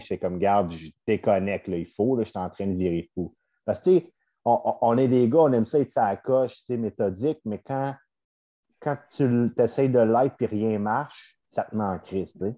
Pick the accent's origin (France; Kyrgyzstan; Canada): Canada; Sainte-Agathe-des-Monts, Quebec; je viens de Saint-Agathe-des-Monts